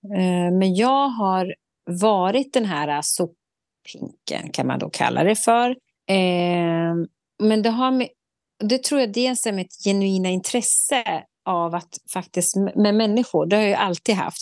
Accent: Sweden; vi svenskar

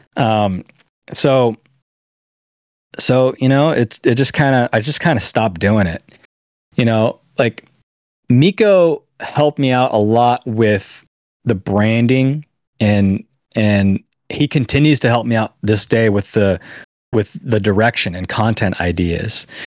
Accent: San Diego, California, United States; my hometown san diego

